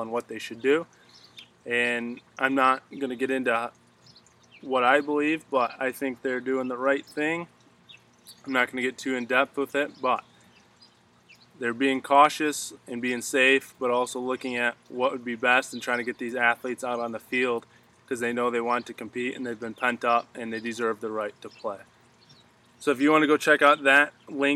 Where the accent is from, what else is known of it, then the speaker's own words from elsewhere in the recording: Michigan, United States; my home state of Michigan